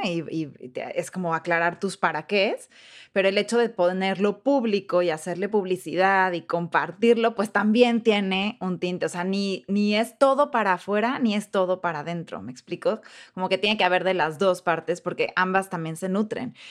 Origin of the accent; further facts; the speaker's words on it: Mexico; moved away as an adult; now in United States; ¿de dónde eres? Y yo, ah, pues de México